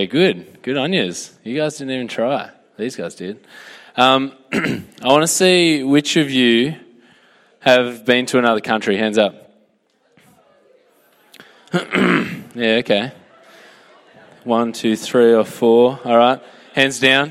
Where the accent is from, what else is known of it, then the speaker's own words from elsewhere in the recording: Australia; I'm a citizen of a better country.